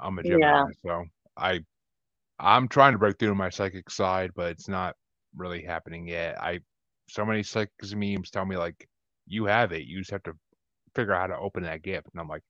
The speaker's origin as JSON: {"language": "English", "region": "New York", "country": "United States", "said": "I'm from New York"}